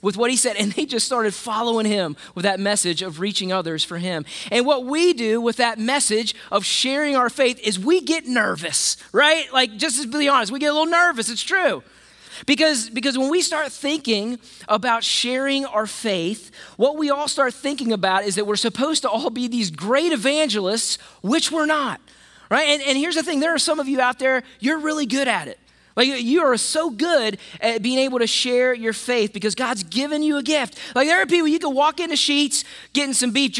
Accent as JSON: {"language": "English", "region": "West Virginia", "country": "United States", "tie": "born or raised there", "said": "I'm from West Virginia, so I knew about Jesus"}